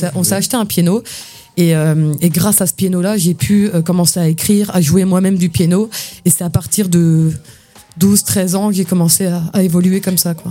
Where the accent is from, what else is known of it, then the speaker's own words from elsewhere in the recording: near Saint-Dié-des-Vosges, Grand Est, France; also born or lived in Épinal; moi, je suis né à Épinal, mais j'ai grandi à côté de Saint-Dié-des-Vosges